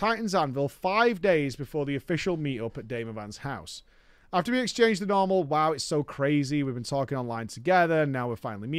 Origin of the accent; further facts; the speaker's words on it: Toronto, Ontario, Canada; wanted to spend more time in my hometown of Toronto.